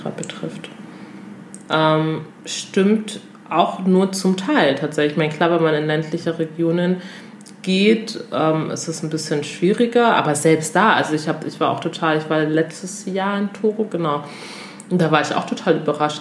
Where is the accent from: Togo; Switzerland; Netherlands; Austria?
Togo; moved away; ich komme aus Togo